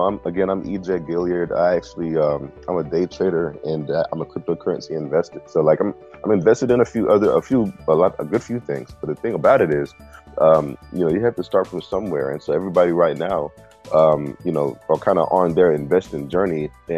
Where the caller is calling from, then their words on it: Rock Hill, South Carolina, United States; I am in Rock Hill, South Carolina, right south of Charlotte, North Carolina. So right on the state line.